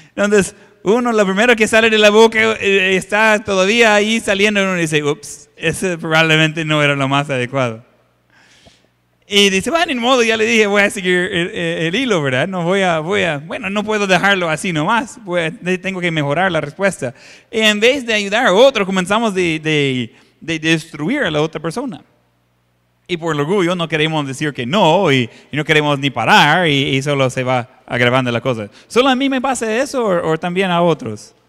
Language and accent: Spanish; Ohio, United States; moved away; En la iglesia donde estaba creciendo en Ohio